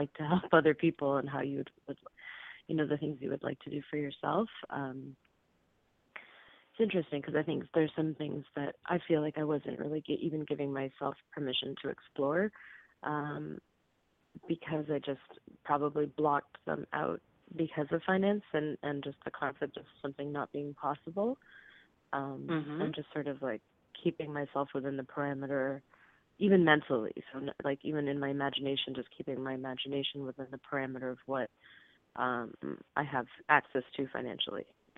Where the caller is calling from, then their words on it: California, United States; I'm calling from California.